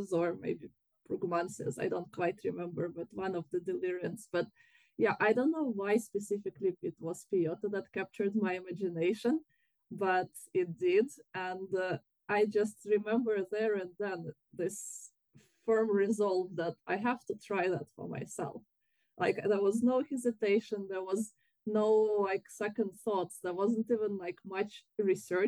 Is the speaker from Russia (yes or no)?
yes; Russia; now in United Kingdom; I'm from Russia.